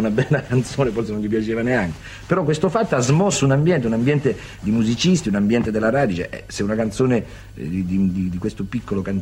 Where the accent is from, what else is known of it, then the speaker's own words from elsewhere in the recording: Polignano a Mare, Apulia, Italy; born there; sono pugliese, pugliese proprio di sette generazioni. Mio nonno, mio bisnonno, sette generazioni pugliese. Però eh, io vivo in un paese, cioè sono nato in un paese che si chiama Polignano a Mare